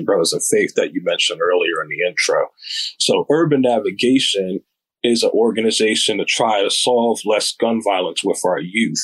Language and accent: English; Ardmore, Pennsylvania, United States; moved away as an adult; now in Upper Darby, United States; Originally, I'm from Montgomery County, Ardmore, Pennsylvania, Lower Marion Township. I went to school out there